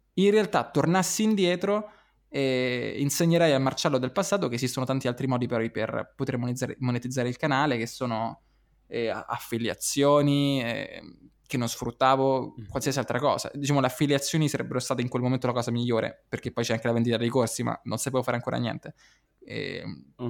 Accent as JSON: {"language": "Italian", "town": "Rome", "region": "Lazio", "country": "Italy", "said": "io ero, sono romano"}